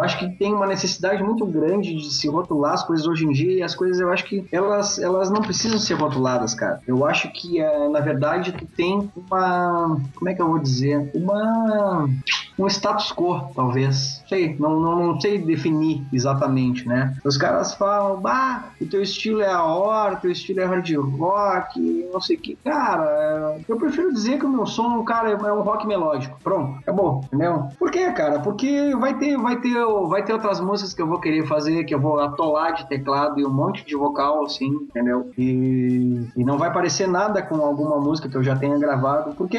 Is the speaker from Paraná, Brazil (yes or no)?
no; Pelotas, Rio Grande do Sul, Brazil; na minha cidade que eu, que, eu, que eu nasci, em Pelotas, Rio Grande do Sul